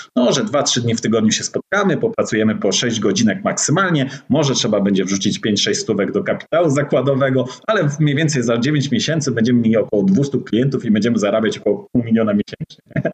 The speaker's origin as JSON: {"language": "Polish", "town": "Gdańsk", "region": "Pomeranian Voivodeship", "country": "Poland", "also_born_or_lived": "Warsaw", "said": "jestem właśnie, tak jak rozmawialiśmy przed e, nagraniem, z Gdańska"}